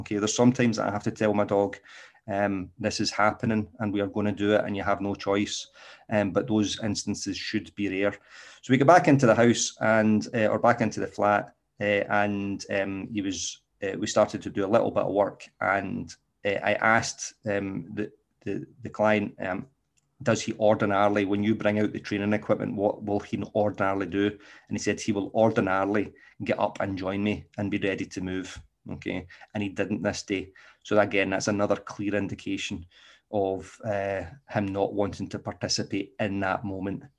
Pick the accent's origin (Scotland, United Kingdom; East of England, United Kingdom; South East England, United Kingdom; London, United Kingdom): Scotland, United Kingdom; accent: Scottish; my exquisite Scottish accent